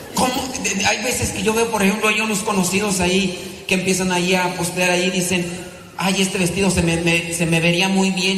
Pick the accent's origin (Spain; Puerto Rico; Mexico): Mexico; now in United States; vengo yo de México